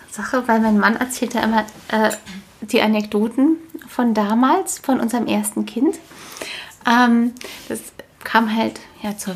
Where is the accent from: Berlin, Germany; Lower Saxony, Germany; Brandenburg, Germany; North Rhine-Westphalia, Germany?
Berlin, Germany; Wir sind ja beide Berliner.